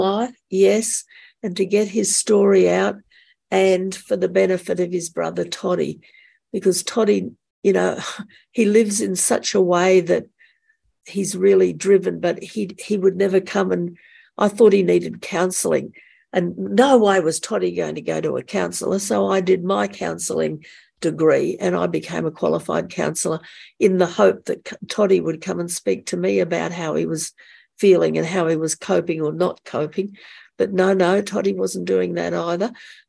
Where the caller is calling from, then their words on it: Brisbane, Queensland, Australia; I'm calling from Brisbane in the state of Queensland in Australia.